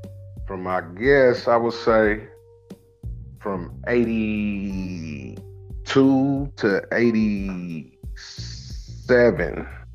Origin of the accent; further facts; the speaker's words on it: San Francisco, California, United States; also born or lived in Oakland, California; I was born and raised San Francisco, California, back and forth from West Oakland to the city. Got a lot of family. My family, father's side of my family, from Oakland. Mom's side from the city.